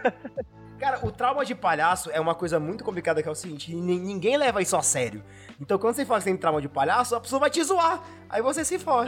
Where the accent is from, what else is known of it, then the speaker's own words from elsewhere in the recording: Pará, Brazil; also born or lived in Belo Horizonte; eu sou do norte, eu sou paraense, mas eu já morei em BH